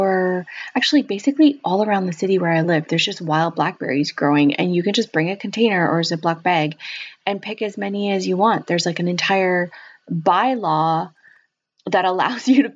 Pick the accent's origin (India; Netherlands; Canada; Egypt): Canada; moved away as an adult; also born or lived in California / Vancouver; now in London, United Kingdom; We are Canadian, but we had moved to California about 7 years ago